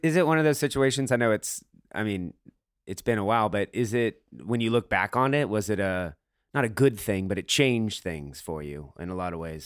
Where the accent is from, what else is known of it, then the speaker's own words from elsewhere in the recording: Atlanta, Georgia, United States; moved away; I'm from Atlanta and I kind of escaped to the north to get away from where I grew up